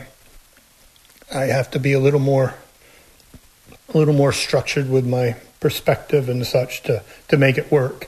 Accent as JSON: {"language": "English", "town": "DeKalb Junction", "region": "New York", "country": "United States", "tie": "born or raised there", "said": "I grew up in DeKalb"}